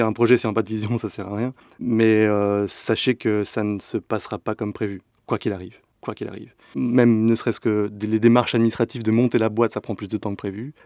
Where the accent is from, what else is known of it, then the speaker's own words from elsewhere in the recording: France; moved away as an adult; also born or lived in north of France / Paris region; now in Belgium; moi je suis français